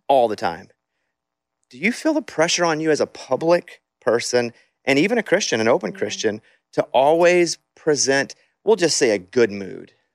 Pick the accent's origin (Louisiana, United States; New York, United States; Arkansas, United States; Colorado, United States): Arkansas, United States; I'm from Arkansas, and it's it's poverty there